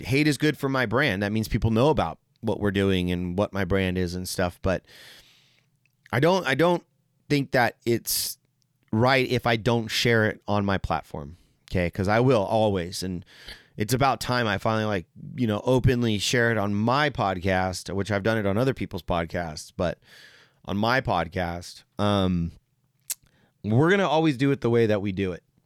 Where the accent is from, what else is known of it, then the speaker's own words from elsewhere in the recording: San Jose, California, United States; also born or lived in Mexico (ancestry); now in Quincy, United States; I grew up in San Jose and, like, it's very diverse there